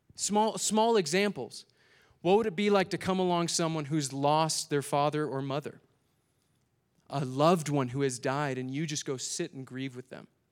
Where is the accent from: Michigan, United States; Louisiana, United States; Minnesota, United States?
Minnesota, United States; I'm from Minnesota